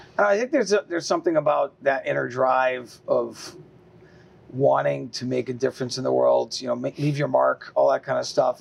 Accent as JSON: {"language": "English", "town": "Easthampton", "region": "Massachusetts", "country": "United States", "tie": "born or raised there", "also_born_or_lived": "Three Rivers, Massachusetts / Westfield, Massachusetts", "said": "Most of my life was uh, in East Hampton, Mass"}